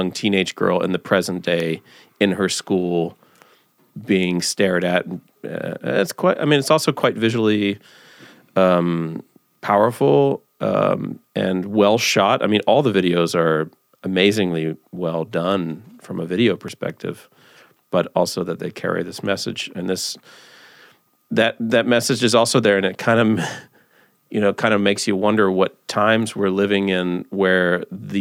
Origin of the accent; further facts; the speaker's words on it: United States; as an American